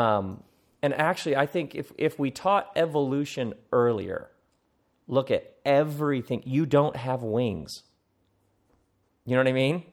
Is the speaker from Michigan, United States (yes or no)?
yes; Okemos, Michigan, United States; I come from Okemos, Michigan.